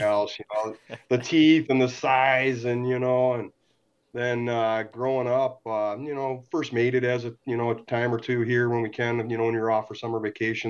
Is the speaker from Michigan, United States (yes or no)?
yes; St. Clair Shores, Michigan, United States; born and raised in St. Clair Shores here